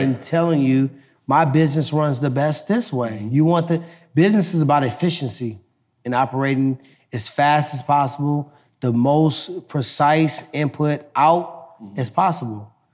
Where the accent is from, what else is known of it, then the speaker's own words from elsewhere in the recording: Ferguson, Missouri, United States; I came from Ferguson